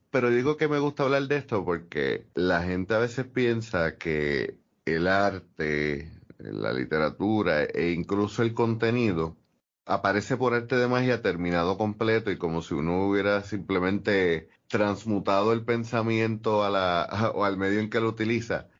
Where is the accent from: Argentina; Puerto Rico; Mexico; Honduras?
Puerto Rico